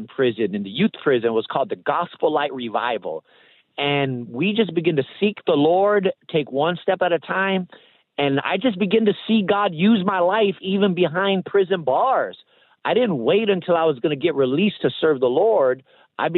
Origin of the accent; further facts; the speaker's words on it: Los Angeles, California, United States; I grew up in the Los Angeles area in the late 80s and the early 90s.